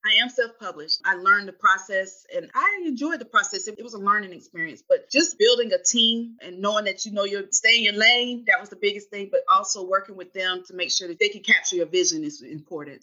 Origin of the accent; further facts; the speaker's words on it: Winston-Salem, North Carolina, United States; also born or lived in Charlotte, North Carolina; I'm from Winston, North Carolina. So I'm from North Carolina.